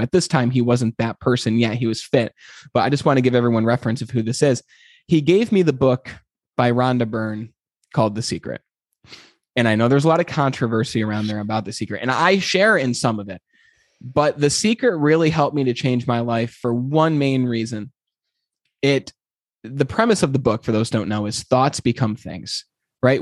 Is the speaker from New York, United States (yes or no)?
yes; Glens Falls, New York, United States; I'm from from Glens Falls, New York, which, as you know, is a small little town, and uh, it's in upstate New York. And I, you know, grew up wanting to be a lawyer